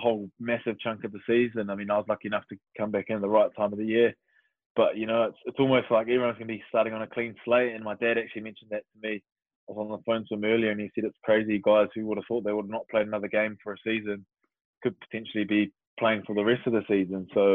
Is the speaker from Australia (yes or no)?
no; New Zealand; moved away as an adult; also born or lived in Waiouru, central North Island / Wellington; now in England; Growing up in New Zealand